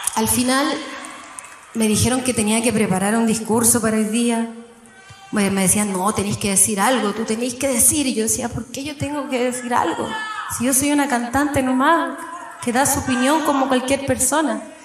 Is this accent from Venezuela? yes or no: no; Viña del Mar, Valparaíso, Chile; Yo nací en Viña del Mar, en una población, ahí arriba en un cerro que se llama Gómez Carreño.